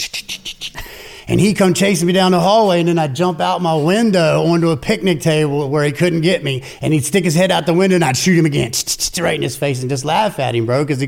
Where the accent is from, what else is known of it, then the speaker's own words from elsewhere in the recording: Winchester, Virginia, United States; also born or lived in Berryville, Virginia; From Winchester, Virginia. I was born in actually Berryville, Virginia. Stayed there for, I don't know, 9 years